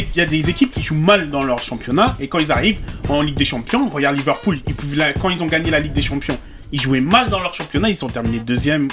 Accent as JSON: {"language": "French", "country": "Cameroon", "moved": "yes", "lives_now": "Paris, France", "said": "Je te parle en tant que Camerounais"}